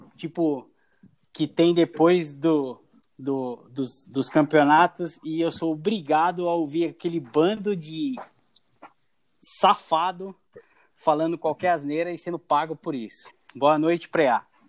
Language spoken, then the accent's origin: Portuguese; Brazil; eu sou brasileiro